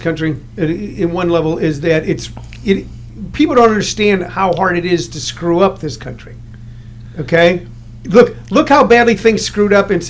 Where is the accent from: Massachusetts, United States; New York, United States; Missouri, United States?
Missouri, United States; St. Louis; I grew up in St. Louis.